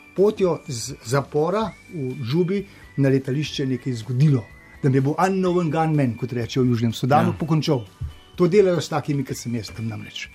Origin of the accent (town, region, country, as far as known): Slovenia; moved away